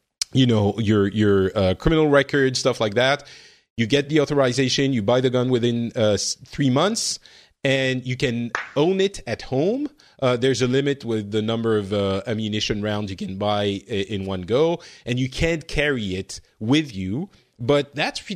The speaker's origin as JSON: {"language": "English", "country": "France", "tie": "born or raised there", "said": "I grew up in France. I wasn't born there, but got there very early in my life"}